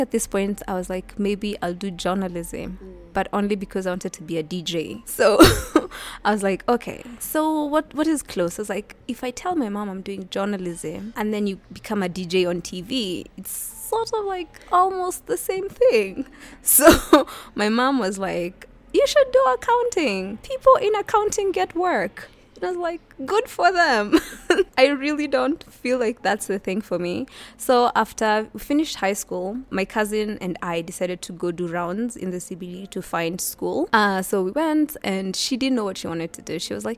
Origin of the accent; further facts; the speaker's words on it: Nairobi, Kenya; Born and raised in Nairobi, I went to Kangware Primary School from class 1 till class 6. And then class 7 and class 8, I went to Lovington Primary School